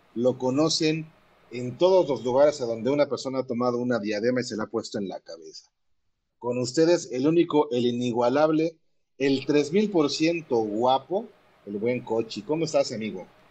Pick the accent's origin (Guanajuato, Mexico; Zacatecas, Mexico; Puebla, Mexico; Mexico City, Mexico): Puebla, Mexico; Y me sentía orgulloso de ser poblano